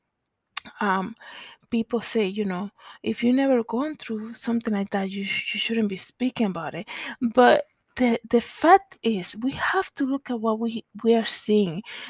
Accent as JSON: {"language": "English", "country": "Dominican Republic", "moved": "yes", "said": "I am originally from the Dominican Republic"}